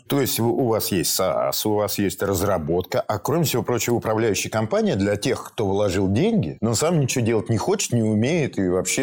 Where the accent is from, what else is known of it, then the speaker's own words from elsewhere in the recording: Volgograd, Volgograd Oblast, Russia; я родом из Волгограда, и всю свою школьную, значит, сентябрь-октябрь я проводил на плантациях помидорных